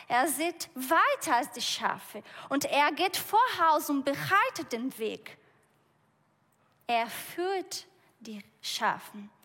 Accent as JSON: {"language": "German", "country": "Brazil", "second_language": "German", "moved": "yes", "said": "Ich komme aus Brasilien"}